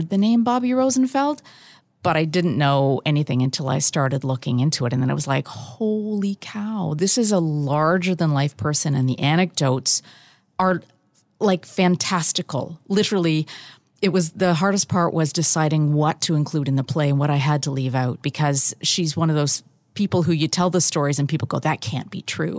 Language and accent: English; Barrie, Ontario, Canada; I was born in Barry and spent most of my life here